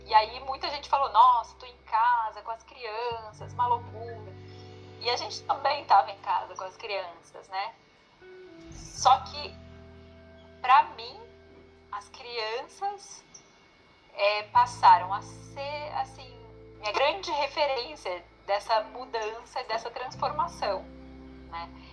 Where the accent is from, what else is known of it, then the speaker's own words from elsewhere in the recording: São Paulo, Brazil; moved away as an adult; also born or lived in Cerrado region; nascida e criada em São Paulo